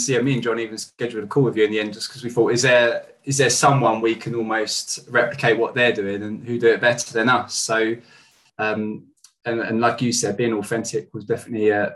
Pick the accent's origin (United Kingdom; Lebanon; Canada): United Kingdom; Kent, South East England; also born or lived in Southeast London; I'm from Kent originally